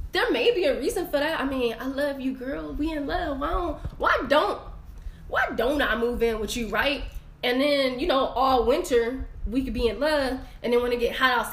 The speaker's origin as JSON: {"language": "English", "town": "Inglewood", "region": "California", "country": "United States", "tie": "born or raised there", "said": "I was raised in Inglewood"}